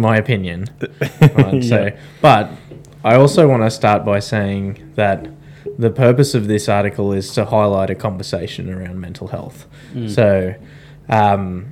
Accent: Australia; we are three Australian veterans

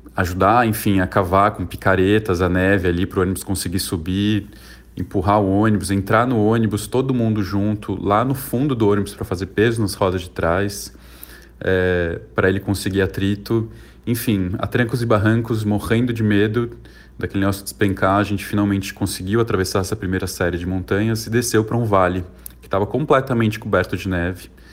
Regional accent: São Paulo, Brazil; also born or lived in Xi'an, China; eu sou aqui de São Paulo, tenho 37 anos

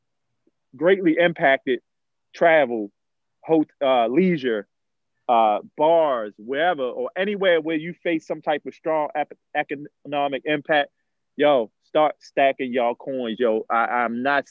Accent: Baltimore, Maryland, United States; I'm from Baltimore. As we know, I'm from Bmore. I'm from Emerson and Monroe, all the roughest neighborhoods

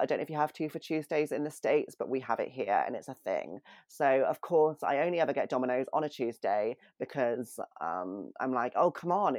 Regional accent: United Kingdom; I'm British.

